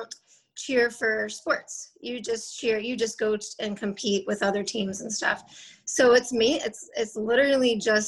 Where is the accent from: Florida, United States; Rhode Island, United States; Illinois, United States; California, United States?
Florida, United States; Jacksonville; also born or lived in Lynchburg, Virginia; now in Fernandina Beach, United States; Grew up in Jacksonville, Florida